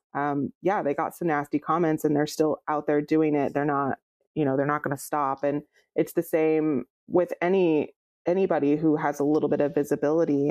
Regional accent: Fresno, California, United States; moved away as an adult; now in Portland, United States; I grew up in near Fresno

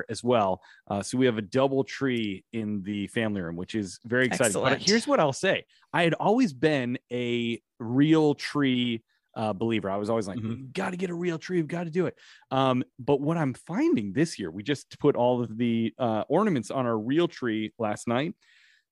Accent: Chicago, Illinois, United States; also born or lived in New York City, United States; now in Los Angeles, United States; I'm from Chicago originally

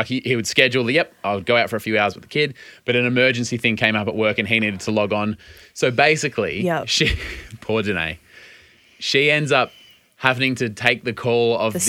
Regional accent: Australia; also born or lived in United States

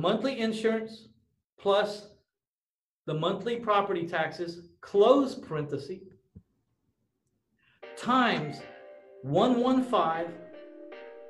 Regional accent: San Antonio, Texas, United States; I bought a house in or about my hometown of San Antonio, Texas

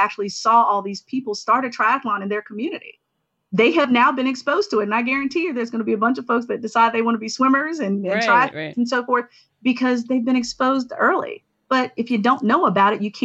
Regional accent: the South, United States; my hometown, where the only time that there was access to a pool was on Wednesday nights

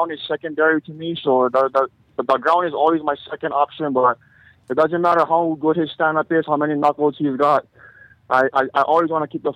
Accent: Chicago, Illinois, United States; I grew up in Chicago, born and raised

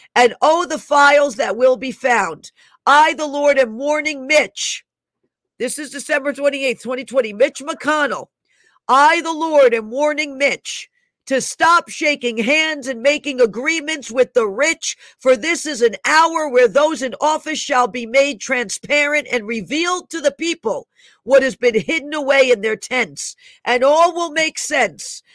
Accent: New York City, New York, United States; moved away; I was born in Einstein Hospital in the Bronx. I lived there almost half of my life. I lived in that area

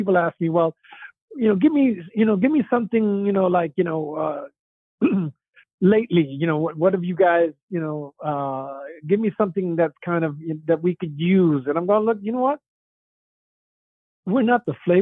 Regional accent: New York City, New York, United States; I grew up in the South Bronx

